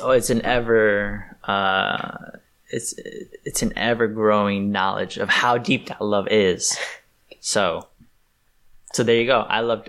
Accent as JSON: {"language": "English", "region": "New York", "country": "United States", "tie": "born or raised there", "said": "I was born and raised here in New York"}